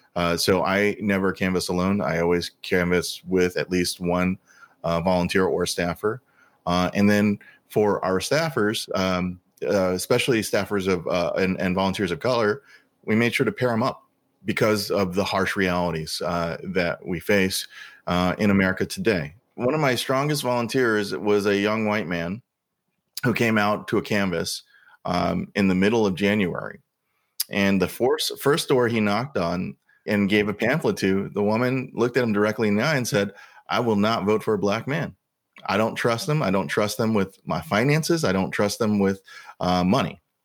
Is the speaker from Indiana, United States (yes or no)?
no; St. Louis, Missouri, United States; growing up in Saint Louis in the seventies and eighties